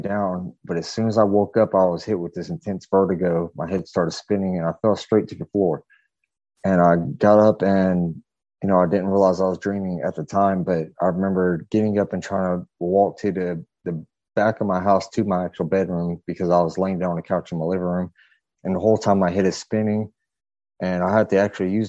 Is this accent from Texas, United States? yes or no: no; Fayetteville, North Carolina, United States; I'm from North Carolina. Originally from Fayetteville, North Carolina. I grew up about a mile away from the Bledsoe family